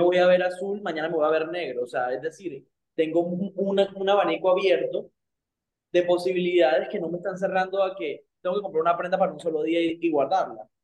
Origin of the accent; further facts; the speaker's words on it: Santa Marta, Magdalena, Colombia; yo de hecho soy de Santa Marta, de Colombia